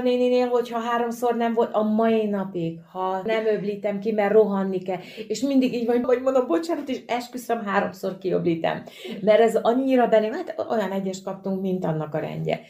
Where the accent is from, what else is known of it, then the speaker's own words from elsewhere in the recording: Bácsalmás, Bács-Kiskun, Hungary; Kalföldről származom, Bácsalmásról, tehát ágon mi horvátok